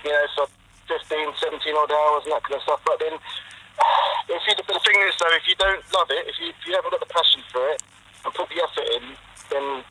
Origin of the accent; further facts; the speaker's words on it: London, United Kingdom; now in Bournemouth, United Kingdom; I'm a Londoner